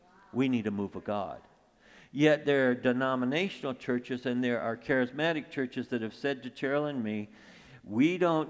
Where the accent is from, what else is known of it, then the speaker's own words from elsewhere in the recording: Flint, Michigan, United States; I grew up in Flint.